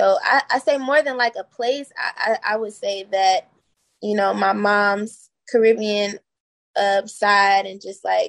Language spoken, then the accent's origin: English; Laurel, Maryland, United States; also born or lived in Washington DC / New York; now in Chicago, United States; Originally, I'm from like DMV area. So like I lived in Laurel, Maryland. I've lived in DC. I've lived in New York. I've lived all over like the East Coast. But yeah, Chicago's my home now.